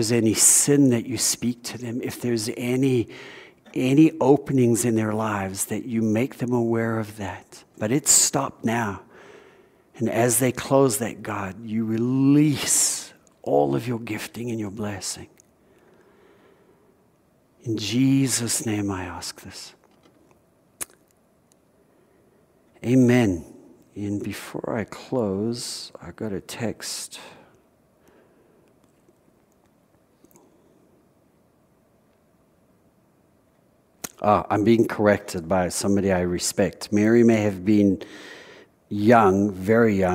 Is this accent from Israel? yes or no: no; South Africa; moved away; Growing up in South Africa